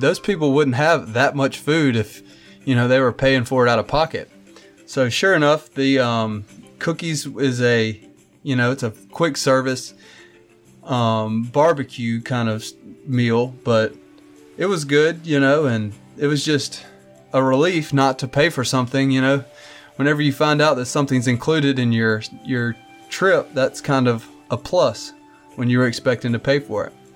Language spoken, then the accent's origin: English; Mobile, Alabama, United States; we're from Mobile, and we celebrate Mardi Gras